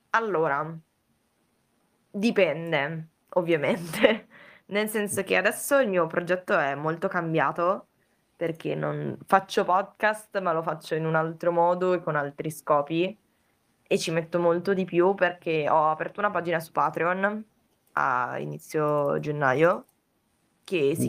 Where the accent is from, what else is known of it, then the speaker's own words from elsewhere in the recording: province of Vicenza, Veneto, Italy; moved away as an adult; now in Turin, Italy; adesso appunto vivo a Torino, però sono originaria della provincia di Vicenza, però ho vissuto un po' in giro nel frattempo